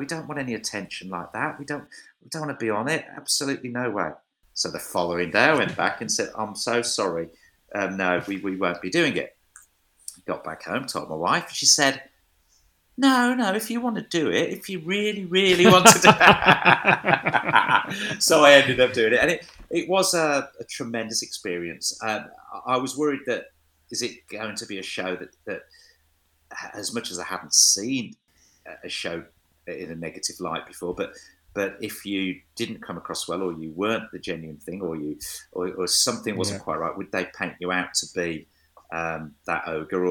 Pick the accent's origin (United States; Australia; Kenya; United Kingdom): United Kingdom; Wolverhampton, West Midlands; my hometown, Wolverhampton.